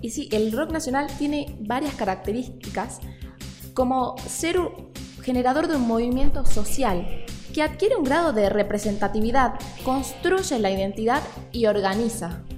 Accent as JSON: {"language": "Spanish", "country": "Argentina", "said": "nosotros los argentinos, muy de acá"}